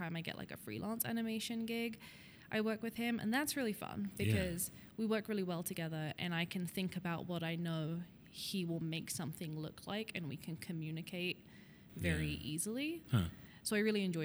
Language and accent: English; United Kingdom; moved away as an adult; now in Denver, United States